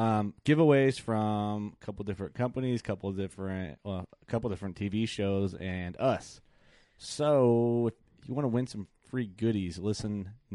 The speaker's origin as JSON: {"language": "English", "region": "Illinois", "country": "United States", "accent": "Illinois", "said": "that was my Illinois accent came out."}